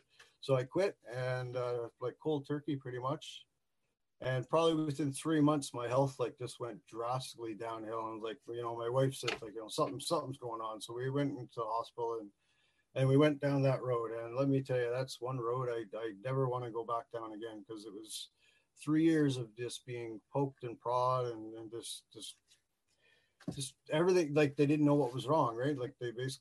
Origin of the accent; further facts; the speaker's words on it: Newfoundland and Labrador, Canada; also born or lived in Southern Ontario; now in Northern Ontario, Canada; I was born in Labrador City, way up in the middle of nowhere. I lived there for a few years, and then I ended up moving to Newfoundland. So I'm a Newfie. Lived there for about 6 to 16